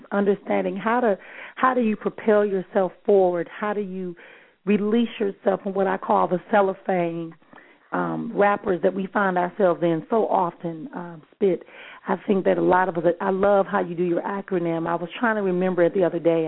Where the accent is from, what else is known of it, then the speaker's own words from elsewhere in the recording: Milwaukee, Wisconsin, United States; I'm from Milwaukee